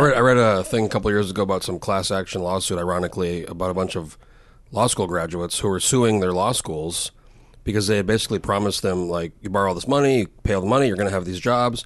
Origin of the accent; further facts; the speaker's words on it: New Mexico, United States; moved away as an adult; now in Colorado, United States; we grew up in New Mexico